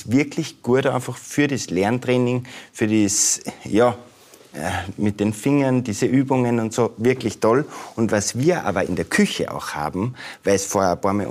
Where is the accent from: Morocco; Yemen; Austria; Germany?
Austria; natürlich haben wir unsere Eigenheiten und so, gerade als Österreicher auch.